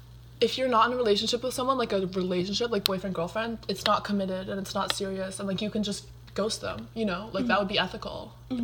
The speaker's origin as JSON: {"language": "English", "area": "Bay Area", "region": "California", "country": "United States", "said": "We are from the Bay Area."}